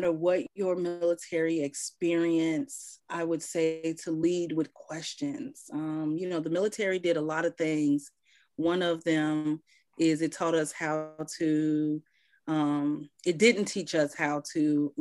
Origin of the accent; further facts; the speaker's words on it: Chicago, Illinois, United States; moved away as an adult; I'm from Chicago, but I came back home